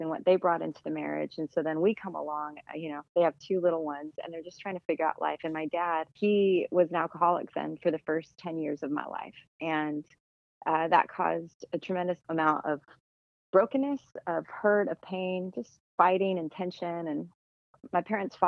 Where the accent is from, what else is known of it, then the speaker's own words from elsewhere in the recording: Tucson, Arizona, United States; I was born and raised in Tucson, Arizona